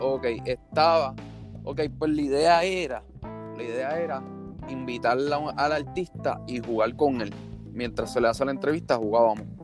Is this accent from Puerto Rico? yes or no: yes; San Juan, Puerto Rico; yo nací y me crié en Puerto Rico, en San Juan, Puerto Rico